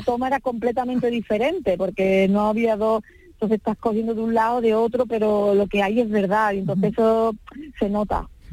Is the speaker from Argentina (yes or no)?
no; Seville, Andalusia, Spain; somos los dos de Sevilla